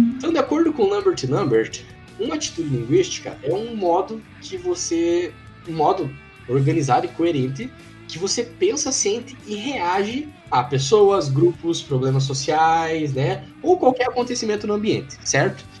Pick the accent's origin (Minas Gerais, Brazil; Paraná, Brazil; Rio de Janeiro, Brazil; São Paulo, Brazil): Paraná, Brazil; Castro; now in Ponta Grossa, Brazil; eu sou de Castro